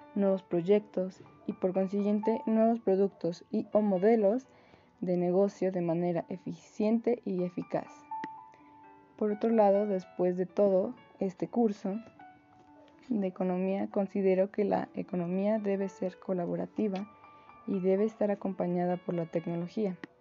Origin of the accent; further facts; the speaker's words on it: Mexico; nuestro país, México